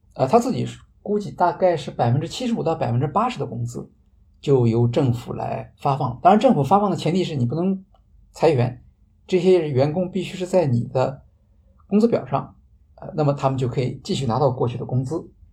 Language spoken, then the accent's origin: Chinese; China; 我们中国人